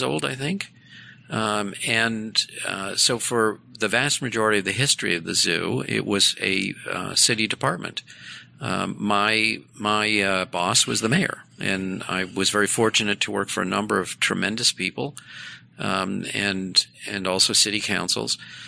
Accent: Boston, Massachusetts, United States; moved away as an adult; now in Detroit, United States; Growing up in Boston

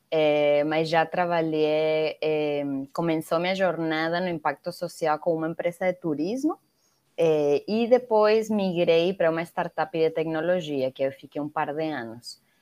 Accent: Venezuela; Portuguese is a second language; moved away as an adult; also born or lived in Mexico / United States; now in Brazil; nasci na Venezuela, eh, morei em alguns outros países, morei no México sete anos, nos Estados Unidos um, agora no Brasil já vou fazer oito anos aqui.

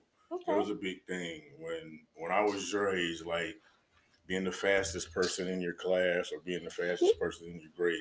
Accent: Gastonia, North Carolina, United States; I grew up in Gastonia on Moore Street in a neighborhood my friends and I call Herb 10

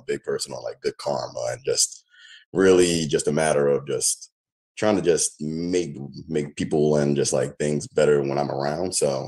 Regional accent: California, United States; born there; also born or lived in New York / Atlanta; now in Baltimore, United States; I'm more of a military brat, so I'm learning to like claim Baltimore now, but I was born in California.

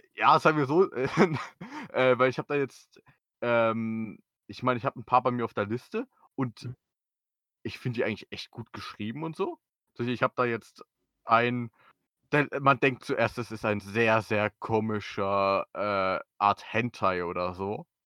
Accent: Germany; als Deutscher, der kein Tür äh, Türkisch kann

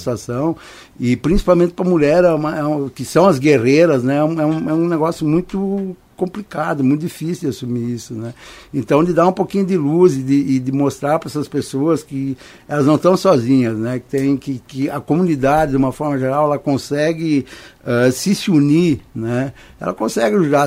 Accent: Serra Gaúcha, Rio Grande do Sul, Brazil; moved away as an adult; now in Americana, Brazil; Nós somos do Rio Grande do Sul

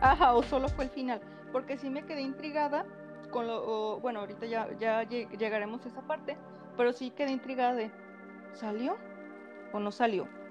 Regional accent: Mexico; como madre mexicana

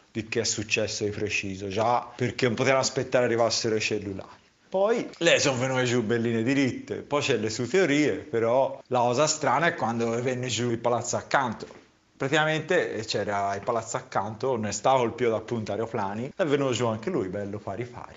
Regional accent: San Casciano in Val di Pesa, Tuscany, Italy; siamo di San Casciano

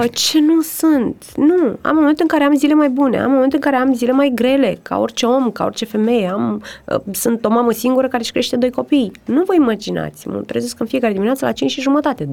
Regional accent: Romania; moved away; also born or lived in United States; suntem români

